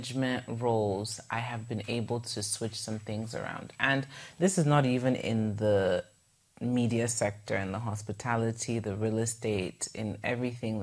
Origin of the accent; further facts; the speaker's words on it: Igbo part of Nigeria, South East Nigeria, Nigeria; I'm from the Igbo part of Nigeria. So we do refer to ourselves as the Easterners